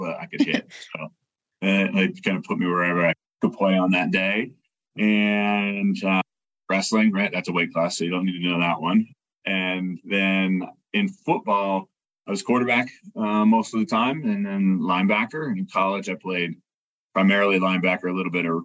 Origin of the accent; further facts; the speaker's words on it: Hawk Run, Pennsylvania, United States; moved away; Hawk Run, really proud to be from there